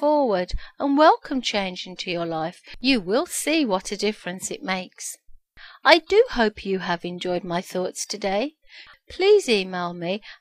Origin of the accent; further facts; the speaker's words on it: Birmingham, West Midlands, United Kingdom; accent: Brummie; moved away as an adult; now in Ontario, Canada; I was born in the UK, Birmingham, the second biggest city after London. I moved to Ontario, Canada, 12 years ago. And yes, amazingly enough, I still have my Brummie accent.